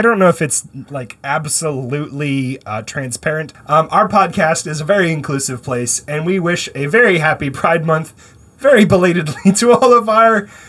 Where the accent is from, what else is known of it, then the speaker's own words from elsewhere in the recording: Canada; also born or lived in United States; I'm Canadian.